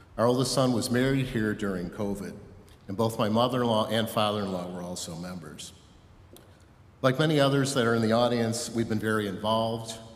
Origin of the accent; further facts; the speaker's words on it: Westchester, New York, United States; I grew up in Westchester